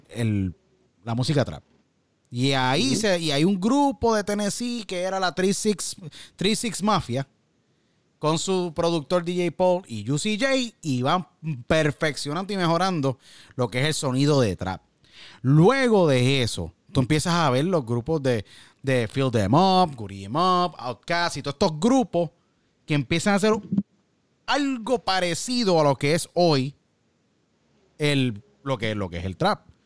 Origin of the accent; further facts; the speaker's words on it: Puerto Rico; somos boricua